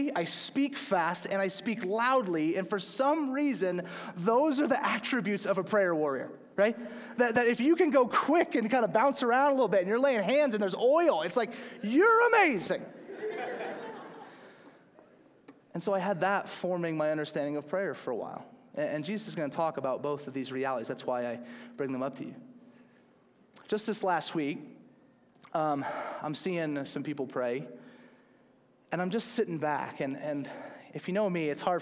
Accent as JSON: {"language": "English", "town": "Slidell", "region": "Louisiana", "country": "United States", "tie": "born or raised there", "said": "growing up in the South"}